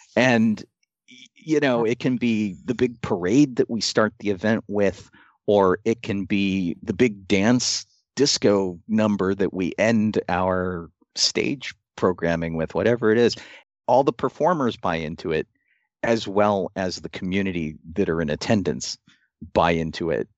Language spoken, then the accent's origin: English; Pittsburgh, Pennsylvania, United States; I'm from Pittsburgh and not, you know, the U K.